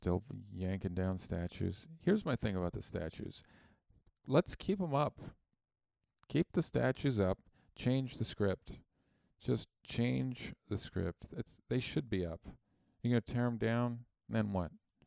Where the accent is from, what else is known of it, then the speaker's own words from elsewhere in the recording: Canada; I'm Canadian, and I learned about Christopher Columbus in high school